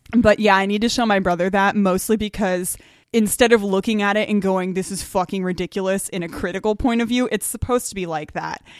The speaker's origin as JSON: {"language": "English", "country": "United States", "said": "as an American"}